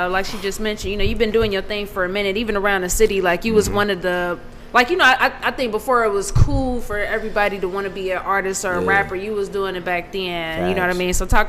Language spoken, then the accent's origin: English; Cincinnati, Ohio, United States; Like we mentioned, we are from Cincinnati.